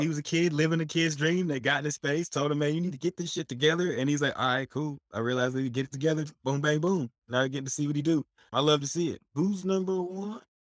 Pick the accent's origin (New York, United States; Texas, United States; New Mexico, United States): Texas, United States; Dallas; I'm from Dallas